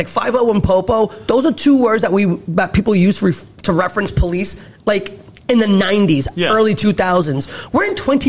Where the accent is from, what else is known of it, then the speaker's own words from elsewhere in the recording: Cambridge, Massachusetts, United States; We live in Massachusetts. I'm from Cambridge.